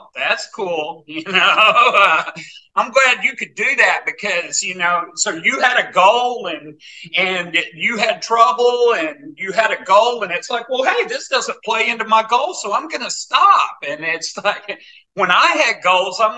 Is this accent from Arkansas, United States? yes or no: yes; Arkansas, United States; also born or lived in Northern California / Boulder, Colorado; I was born and raised in Arkansas. I've been here most of my life.